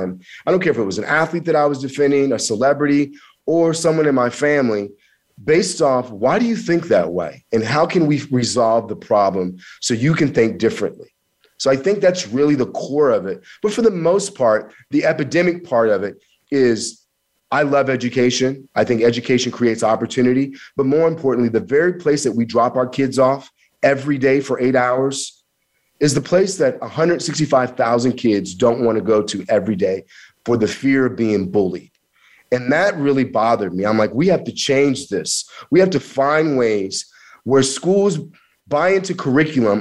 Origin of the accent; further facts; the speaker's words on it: Kansas, United States; also born or lived in Missouri; I'm from that area. I grew up in Kansas. I went to school in Missouri.